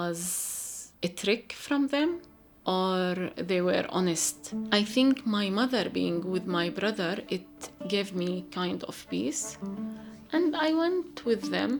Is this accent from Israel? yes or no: yes; Galilee, Israel; moved away as an adult; now in Jerusalem; For me, as a Palestinian woman, I grew up in Galilee, but in a place that is not my family place.